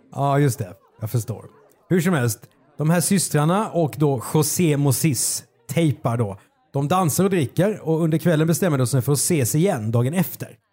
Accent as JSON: {"language": "Swedish", "town": "Karlskrona", "region": "Blekinge", "country": "Sweden", "tie": "born or raised there", "said": "jag är ju född i Karlskrona"}